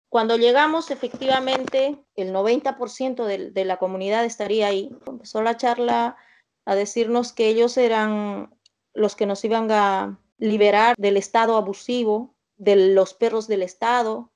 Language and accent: Spanish; Soras, Ayacucho, Peru; mi pueblito es un pueblito muy, muy pequeño